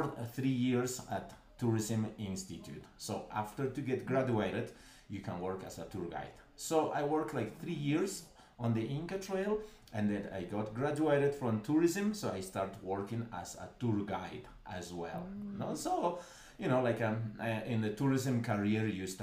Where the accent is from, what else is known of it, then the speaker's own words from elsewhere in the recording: Cusco, Peru; I was born in Cusco. Cusco is the capital